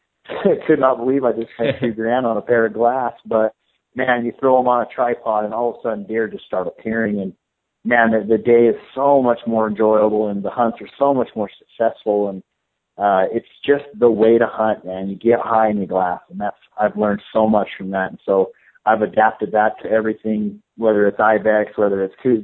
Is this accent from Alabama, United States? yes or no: no; Salt Lake City, Utah, United States; moved away as an adult; now in Arizona, United States; I grew up hunting in Salt Lake City, Utah